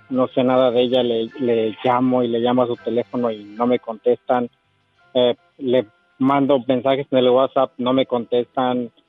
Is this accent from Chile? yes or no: no; El Tuito, Jalisco, Mexico; moved away; En un pueblo que se llama El Tuito, Jalisco.